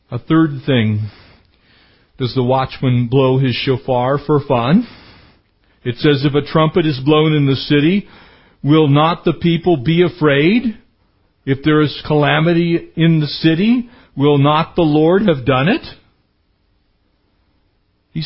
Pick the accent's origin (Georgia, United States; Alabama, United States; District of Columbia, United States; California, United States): California, United States; San Diego County; when I was growing up in San Diego County